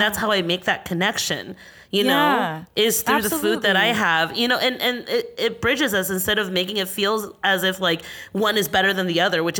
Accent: United States; growing up in America

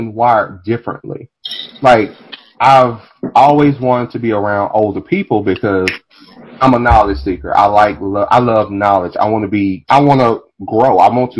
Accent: Dallas, Texas, United States; I grew up in Oak Cliff, grew up in South Dallas

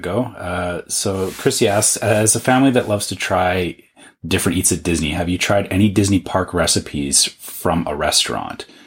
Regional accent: Canada; as a Canadian

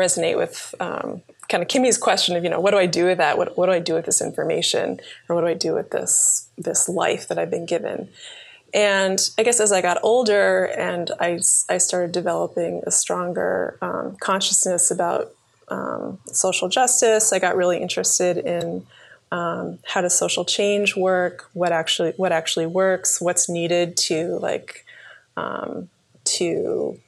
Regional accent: Cape Cod, Massachusetts, United States; also born or lived in Plymouth, Massachusetts; So I was actually born in Plymouth, Massachusetts. place where the pilgrims landed. And I grew up in on Cape Cod

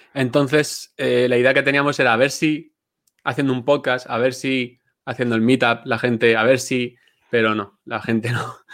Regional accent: Villena, Valencian Community, Spain; yo soy de Villena, un pueblecito, bueno, pueblecito, ciudad pequeña de Alicante

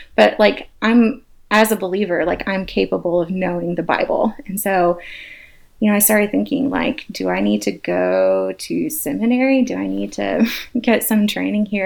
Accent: Atlanta, Georgia, United States; I am an Atlanta girl, born and raised

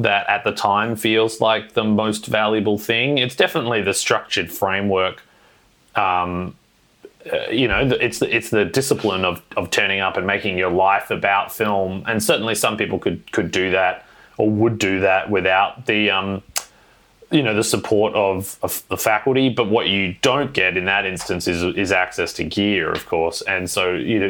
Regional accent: Perth, Western Australia, Australia; I was born and raised in Perth, Western Australia

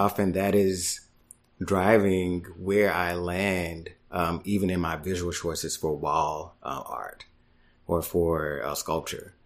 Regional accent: Dallas, Texas, United States; moved away as an adult; also born or lived in Houston, Texas / New York; now in Brooklyn, United States; I am originally from Dallas, Texas

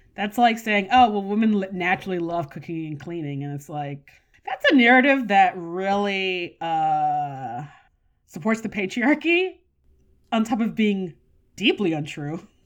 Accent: United States; I'm an American

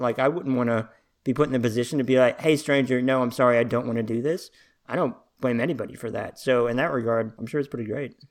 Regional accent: Little Rock, Arkansas, United States; also born or lived in Washington, D.C.; I'm from Arkansas. I've been here as long as I can remember

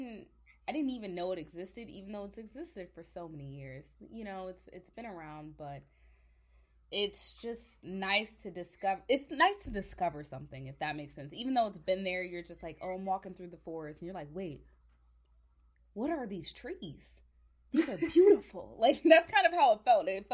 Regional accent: Virginia, United States; moved away; also born or lived in Georgia; I'm originally from Virginia, and I moved to Georgia for a little bit

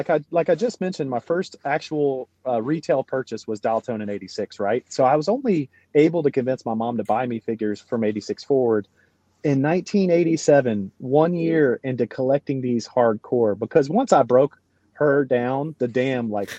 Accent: Southern Pines, North Carolina, United States; But 1 year later, 1987, I'm growing up in Southern Pines, North Carolina.

